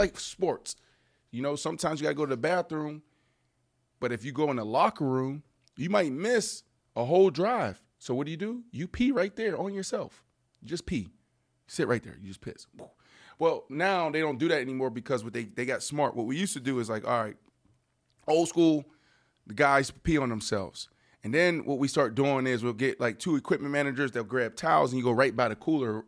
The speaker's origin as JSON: {"language": "English", "town": "Pittsburgh", "region": "Pennsylvania", "country": "United States", "tie": "born or raised there", "said": "where I grew up in Pittsburgh, really intense"}